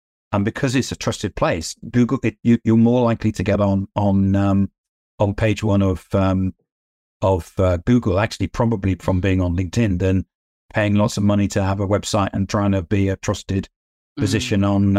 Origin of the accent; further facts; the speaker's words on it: United Kingdom; I'm a British, right. Brit. I'm modest.